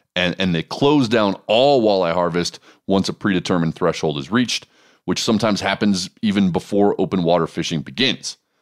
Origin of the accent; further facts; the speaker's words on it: Montana, United States; my home state of Montana